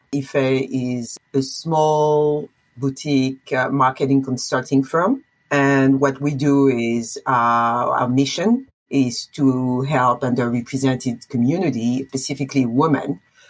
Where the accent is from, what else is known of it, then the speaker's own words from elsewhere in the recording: Poitiers, Nouvelle-Aquitaine, France; English is a second language; moved away as an adult; also born or lived in New York, United States; now in Westchester, New York, United States; I was born and raised in Poitiers, a small city in the west of France. And I've been living in New York for more than 20 years. I consider myself actually a true New Yorker. I am an American citizen